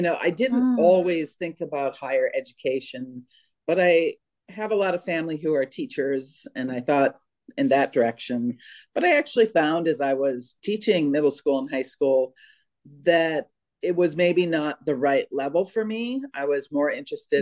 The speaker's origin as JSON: {"language": "English", "town": "Jamestown", "region": "North Dakota", "country": "United States", "tie": "born or raised there", "also_born_or_lived": "Minnesota", "moved": "yes", "said": "I was born in Minnesota and most of my family is originally from Minnesota, but my parents moved to North Dakota when I was a baby. So I grew up in Jamestown, North Dakota"}